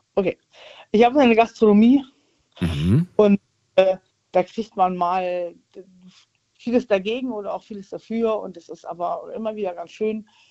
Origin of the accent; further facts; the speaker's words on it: Rhineland, Germany; ich bin Rheinländer